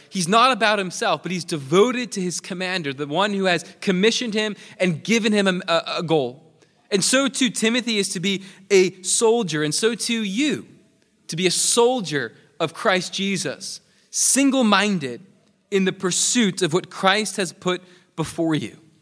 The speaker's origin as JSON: {"language": "English", "region": "New York", "country": "United States", "moved": "yes", "said": "I'm from New York"}